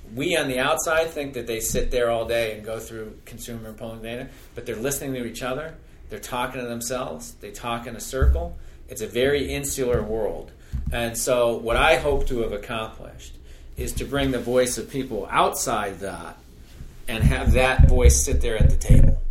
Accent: North Carolina, United States; moved away; where I grew up in North Carolina

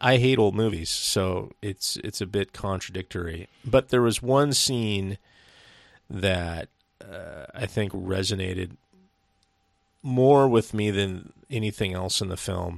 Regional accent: Seattle, Washington, United States; We're from the northwest of, uh, yeah, we're from Seattle

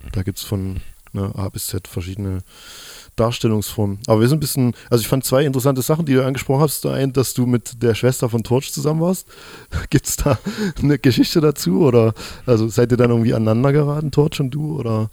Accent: Chemnitz, Saxony, Germany; Jetzt sitze ich hier als Chemnitzer

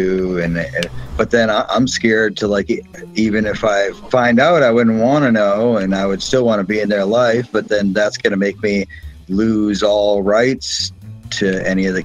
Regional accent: Massachusetts, United States; now in Florida, United States; we're from Massachusetts

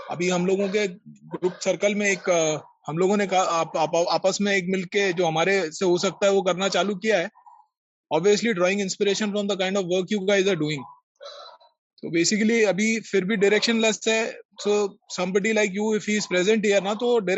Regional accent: Nagpur, Maharashtra, India; मैं नागपुर से हूँ संजीव जी और मेरी आपसे प्रार्थना है कि आप एक बार यहाँ जरूर आए

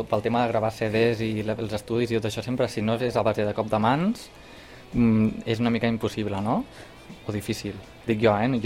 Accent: Camp de Tarragona, Catalonia, Spain; tots som del Camp

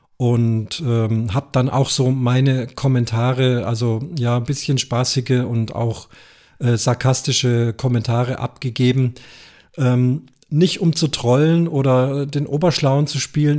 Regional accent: Munich, Bavaria, Germany; Ich selber bin Münchner

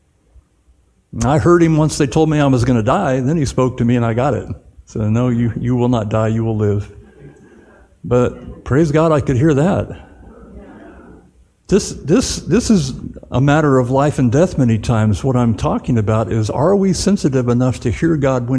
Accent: Southern California, United States; moved away; also born or lived in Dallas-Fort Worth; I grew up in Southern California in the 60s

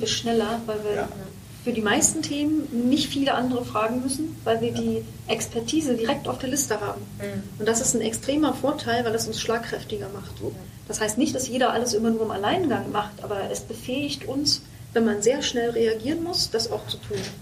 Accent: Brandenburg, Germany; ich bin Brandenburgerin

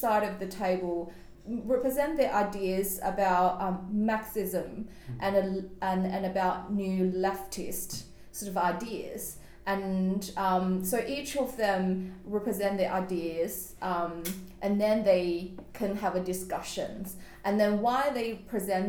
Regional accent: China; now in Australia; I grew up in China

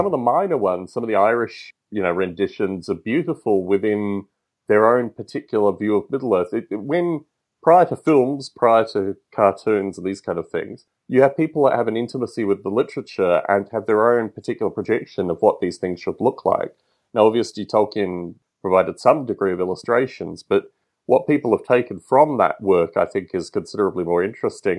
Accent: Australia; a boy growing up in Australia

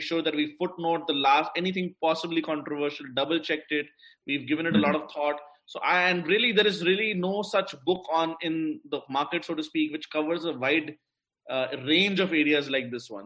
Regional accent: India; as an Indian

